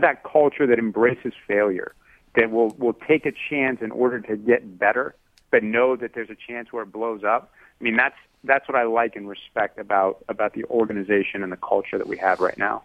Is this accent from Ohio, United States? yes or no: yes; Youngstown, Ohio, United States; I grew up in Youngstown, Ohio